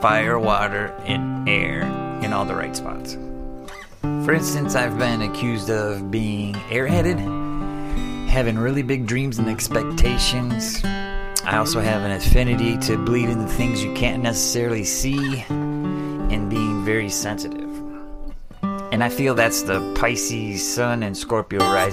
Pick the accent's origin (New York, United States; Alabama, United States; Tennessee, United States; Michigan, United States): Michigan, United States; Adrian; I was born on March 10th, 1972 in Adrian, Michigan